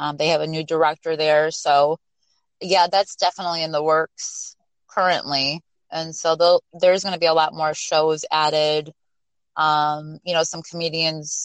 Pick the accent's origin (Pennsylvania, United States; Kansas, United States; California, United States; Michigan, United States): Michigan, United States; St. Clair Shores; also born or lived in Detroit; I was actually born in Detroit at one of the hospitals, and so raised in St. Clair Shores and grew up in the suburbs